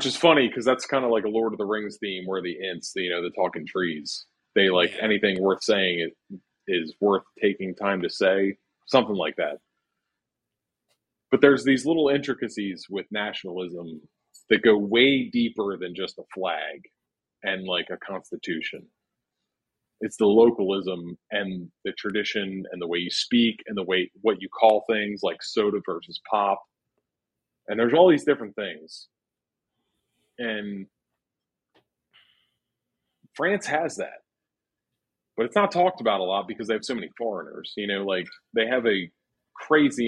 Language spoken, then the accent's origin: English; Baltimore, Maryland, United States; I'm from Baltimore. I'm a Yankee compared to Scout for sure. Though I'm south of the Mason-Dixon line, I grew up in Baltimore City, so I speak faster